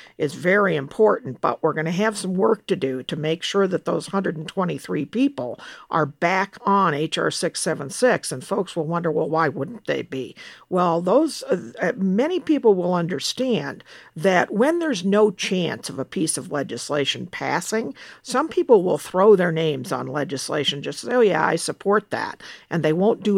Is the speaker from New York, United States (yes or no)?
no; Denver, Colorado, United States; here in my hometown of Denver, Colorado